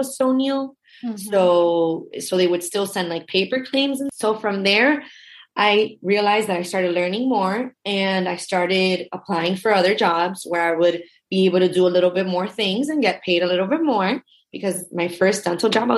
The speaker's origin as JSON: {"language": "English", "town": "Miami", "region": "Florida", "country": "United States", "tie": "born or raised there", "said": "I grew up in Miami. I was born and raised. I still live here."}